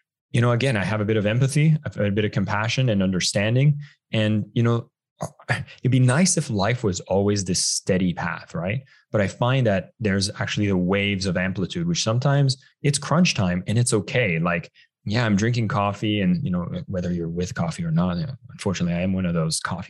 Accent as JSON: {"language": "English", "country": "Canada", "moved": "as an adult", "lives_now": "Bali, Indonesia", "said": "I'm actually originally from Canada"}